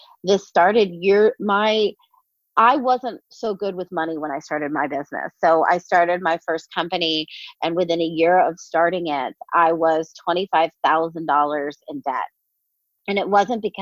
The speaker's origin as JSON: {"language": "English", "town": "New York City", "region": "New York", "country": "United States", "said": "I'm from New York City"}